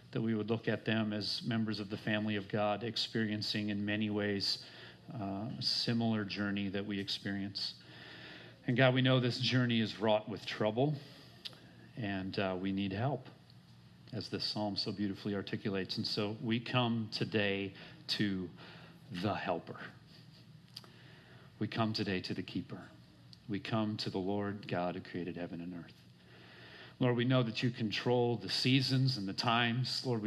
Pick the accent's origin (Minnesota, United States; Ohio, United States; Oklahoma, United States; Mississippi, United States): Minnesota, United States; I grew up in Minnesota.